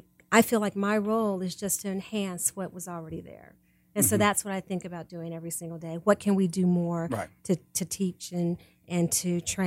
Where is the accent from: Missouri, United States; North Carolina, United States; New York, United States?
Missouri, United States; Kansas City; I grew up in Kansas City.